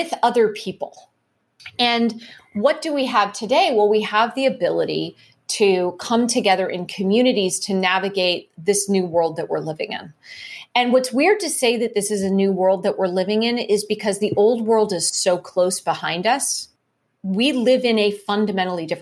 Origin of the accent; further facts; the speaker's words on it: Cupertino, California, United States; I grew up in Cupertino, California. So I grew up there during the 70s and 80s